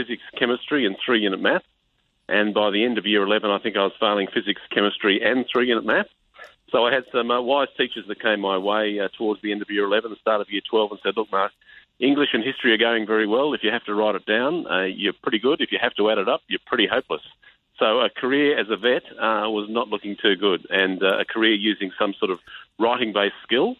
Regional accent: Tamworth, New South Wales, Australia; accent: Tamworth country twang; moved away as an adult; also born or lived in Queensland; straight out of high school in my hometown of Tamworth

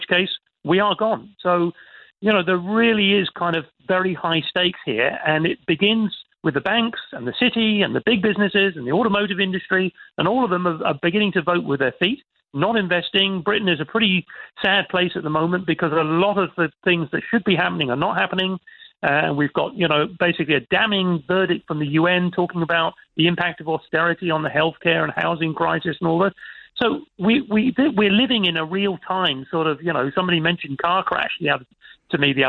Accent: Ireland; As an Irishman

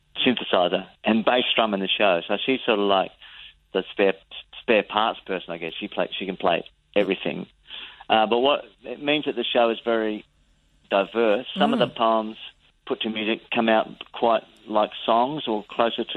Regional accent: Adelaide, South Australia, Australia; We're both from Adelaide.

